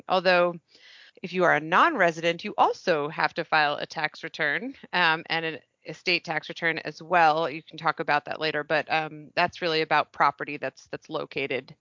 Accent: New York City, New York, United States; My hometown. Not only am I a double Columbia, but I was born and raised in Manhattan

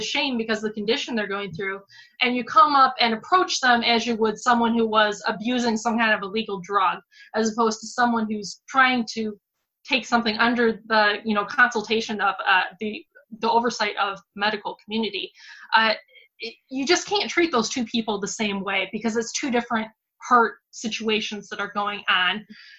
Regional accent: Michigan, United States; born or raised there

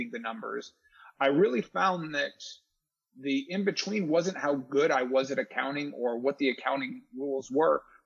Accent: Charlotte, North Carolina, United States; also born or lived in Detroit, Michigan; I'm as native Charlottean as it gets. I moved here from Detroit when I was 11

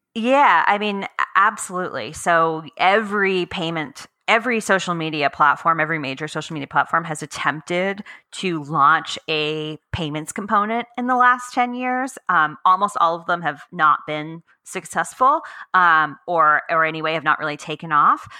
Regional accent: United States; I'm American

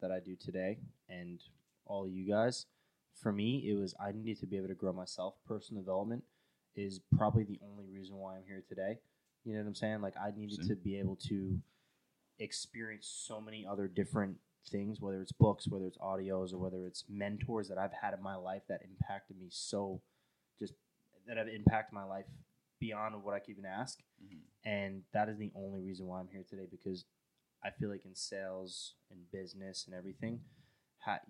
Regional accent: Long Island, New York, United States; moved away as an adult; also born or lived in California; I wanted to be home. I wanted to be back in Long Island. Got a really, really big opportunity to work with Vivint, a really big one. And back in my home state, back in my hometown

